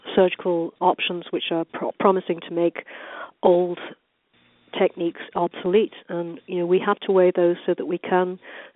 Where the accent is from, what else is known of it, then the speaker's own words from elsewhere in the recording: United Kingdom; also born or lived in London, England / Orange County, California; now in Newport Beach, United States; growing up in Britain